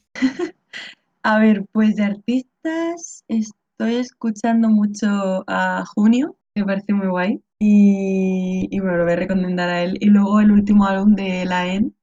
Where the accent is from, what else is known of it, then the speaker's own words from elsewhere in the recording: Region of Murcia, Spain; a mí que soy murciana